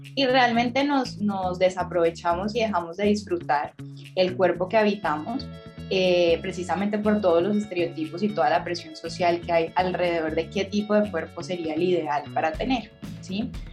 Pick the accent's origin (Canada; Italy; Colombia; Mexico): Colombia; Cali, Valle del Cauca; soy caleña